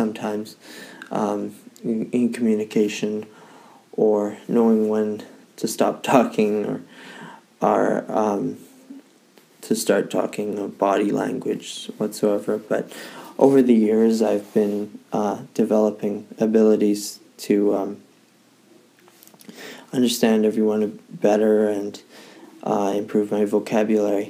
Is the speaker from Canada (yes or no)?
yes; Victoria, British Columbia, Canada; I was born and raised in Victoria